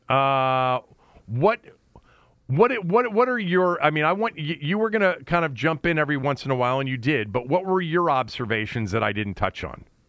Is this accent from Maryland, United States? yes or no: yes; Bethesda, Maryland, United States; Bethesda, which has been pretty much my hometown, you know, or home area